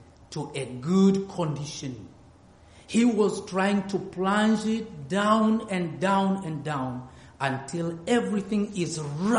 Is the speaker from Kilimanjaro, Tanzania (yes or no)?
yes; near Mount Kilimanjaro, Tanzania; I'm from Africa, and good enough, I'm very close to Mount Kilimanjaro, where we have those blue precious stones